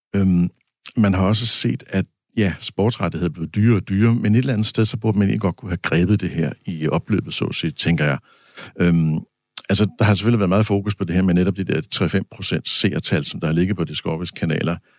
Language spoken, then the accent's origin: Danish; Denmark; vi danskere